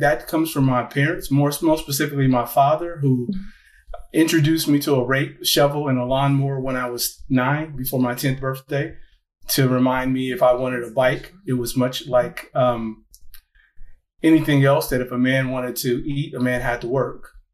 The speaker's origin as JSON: {"language": "English", "town": "Gary", "region": "Indiana", "country": "United States", "said": "I'm originally from Gary, Indiana"}